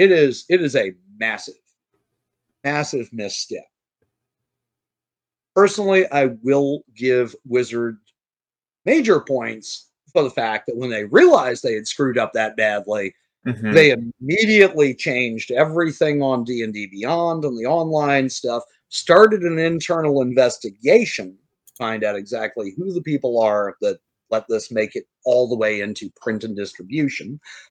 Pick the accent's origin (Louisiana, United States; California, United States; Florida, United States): Louisiana, United States; New Orleans; I'm from New Orleans.